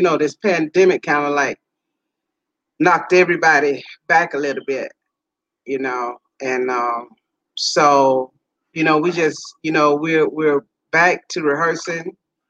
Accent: Cleveland, Ohio, United States; now in Las Vegas, United States; I live in Las Vegas, Nevada. I'm originally from Cleveland, Ohio.

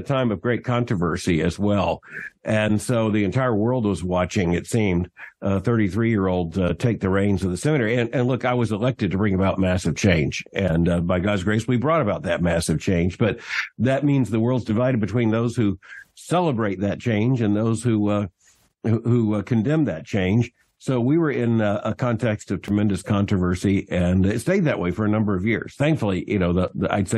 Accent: Florida, United States; moved away as an adult; also born or lived in Birmingham, Alabama / Louisville, Kentucky; I was born in Florida, raised in a Christian home

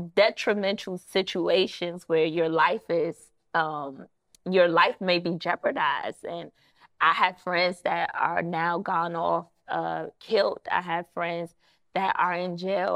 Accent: Prince George's County, Maryland, United States; also born or lived in Washington, D.C.; Maryland is where I actually grew up in, P G County, not too far from Washington, D C

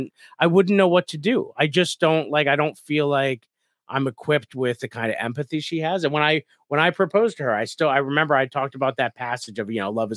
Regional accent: Scranton, Pennsylvania, United States; Like for me, I grew up in Scranton, and so St. Paddy's Day

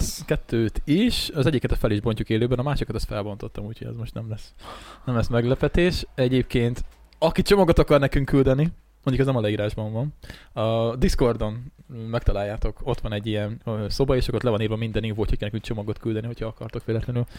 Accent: Hungary; mi itt nőttünk fel

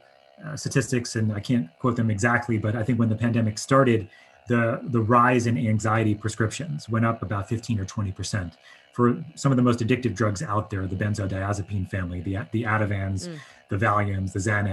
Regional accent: Long Island, New York, United States; moved away; I grew up on Long Island

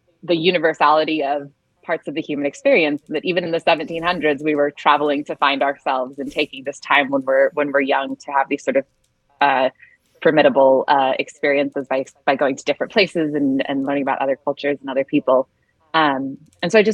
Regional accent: Salt Lake City, Utah, United States; now in Los Angeles, United States; Originally from Salt Lake City, Utah

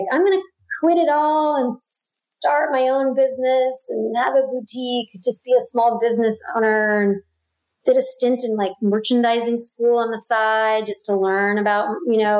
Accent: New York City, New York, United States; I grew up in Brooklyn

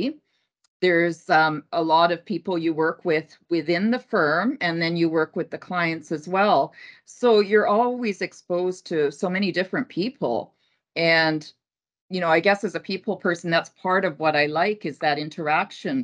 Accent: Kitimat, British Columbia, Canada; moved away as an adult; also born or lived in Helsinki, Finland / Edmonton, Alberta; moved to Kitimat, which is on the north coast of BC. Pretty much, I guess, a 16-hour drive from here. Usually, if I go back, I tend to fly because of that. And so spent my school years there.

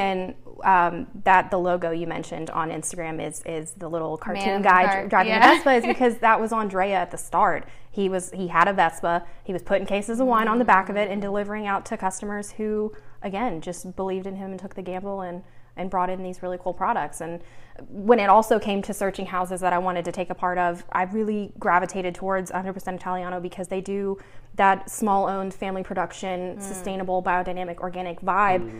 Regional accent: Nashville, Tennessee, United States; born and raised in Nashville

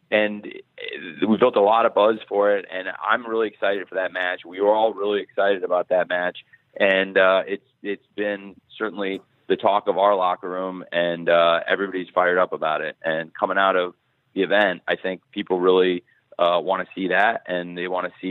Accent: Champaign, Illinois, United States; Uh, Champaign, Illinois.

